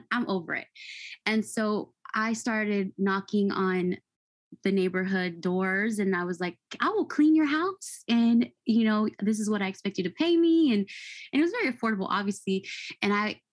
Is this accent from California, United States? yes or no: yes; Fairfield, California, United States; I grew up in Fairfield, California, in a really nice suburban area